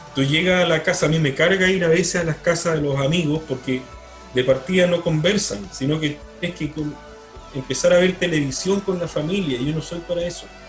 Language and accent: Spanish; Magallanes and Chilean Antarctica, Chile; moved away; Yo, que soy magallánico